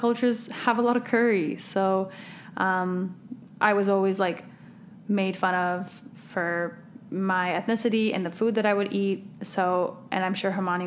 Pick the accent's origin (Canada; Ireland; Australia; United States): Canada; My family's from the southern part of the country, and I was born and raised in Canada.